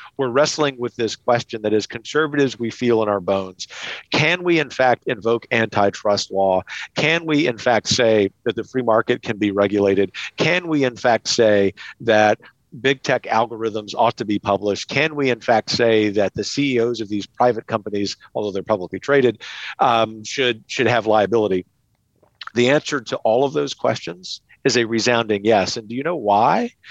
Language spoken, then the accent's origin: English; Lafayette, Louisiana, United States; my hometown of Lafayette, Louisiana